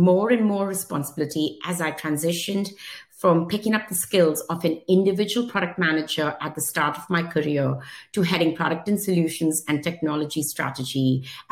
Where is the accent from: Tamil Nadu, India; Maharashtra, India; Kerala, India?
Maharashtra, India; Mumbai; moved away as an adult; now in United States; I was born in Mumbai, India, and lived there almost till the age of 21